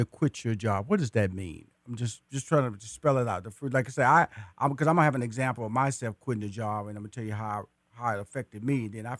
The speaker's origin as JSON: {"language": "English", "town": "Houston", "region": "Texas", "country": "United States", "tie": "born or raised there", "said": "And I am a native Houston. I was born in Houston. I went to high school in Houston. I went to college in Houston."}